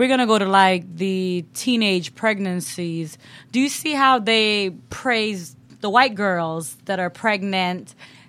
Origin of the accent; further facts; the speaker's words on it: Jamaica; moved away; Because we're Jamaican. We're from the islands.